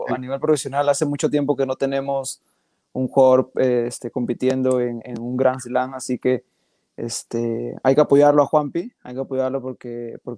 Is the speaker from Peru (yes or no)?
yes; Peru; como peruanos